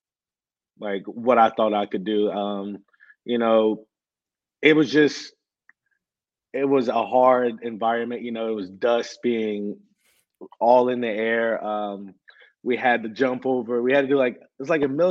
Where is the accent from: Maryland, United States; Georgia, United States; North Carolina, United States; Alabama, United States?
North Carolina, United States; Winston-Salem; moved away as an adult; now in South Carolina, United States; I'm from Winston-Salem, so I grew up there, been there 22, 23 years of my life.